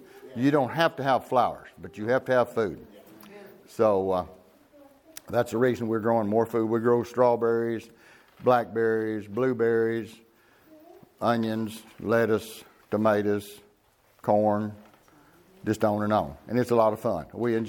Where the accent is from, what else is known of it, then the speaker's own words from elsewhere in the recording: Kingston, Oklahoma, United States; Okay, well … from Kingston, Oklahoma. We're in the greenhouse business for 54 years.